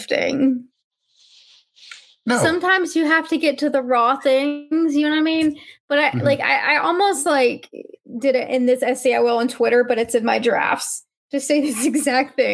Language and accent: English; Alabama, United States; I got educated in the state of Alabama